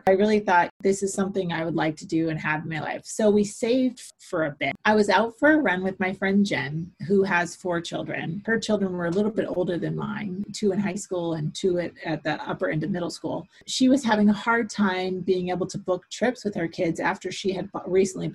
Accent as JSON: {"language": "English", "town": "St. Petersburg", "region": "Florida", "country": "United States", "tie": "born or raised there", "lives_now": "Valrico, United States", "said": "I'm born and raised Floridian. I was born in St. Petersburg, Florida"}